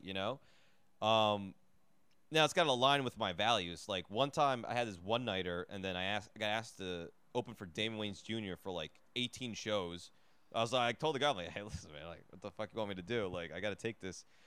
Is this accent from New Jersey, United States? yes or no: yes; New Jersey, United States; I grew up in New Jersey